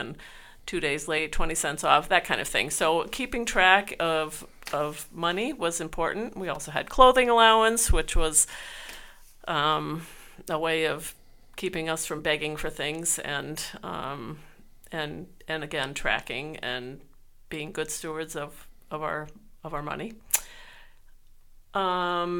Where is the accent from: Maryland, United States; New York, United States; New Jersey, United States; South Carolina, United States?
New York, United States; Schenectady; moved away; I'm from Schenectady, New York. I grew up in the United Methodist Church.